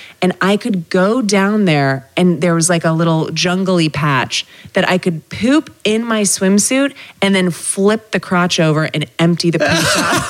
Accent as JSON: {"language": "English", "area": "Bay Area", "region": "California", "country": "United States", "tie": "born or raised there", "said": "I grew up in the Bay Area"}